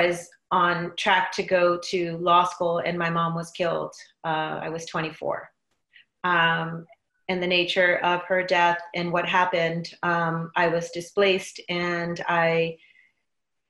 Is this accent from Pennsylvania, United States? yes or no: no; Inglewood, California, United States; I was born and raised in Inglewood, California.